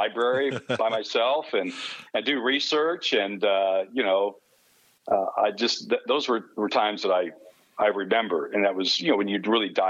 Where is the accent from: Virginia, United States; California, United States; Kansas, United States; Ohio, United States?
Kansas, United States; moved away as an adult; also born or lived in Clay Center, Kansas / Loveland, Colorado / Arkansas City, Kansas / Topeka, Kansas; now in Los Angeles, United States; I spent part of my childhood in Clay Center, Kansas.